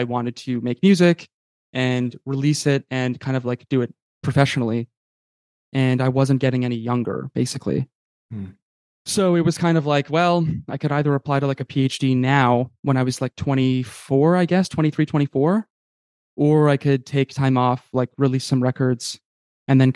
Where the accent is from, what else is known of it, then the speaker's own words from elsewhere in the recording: Saskatchewan, Canada; moved away as an adult; also born or lived in Montreal; I'm from Saskatchewan